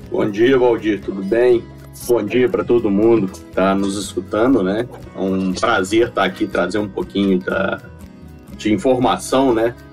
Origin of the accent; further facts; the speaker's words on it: Minas Gerais, Brazil; É, eu sou de Minas, né? Eu sou, sou mineiro e formei aqui na UFMG em 2004.